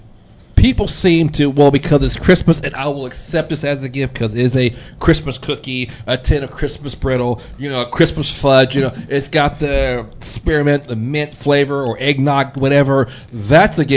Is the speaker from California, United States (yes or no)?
yes; California, United States; I grew up in neighborhoods in California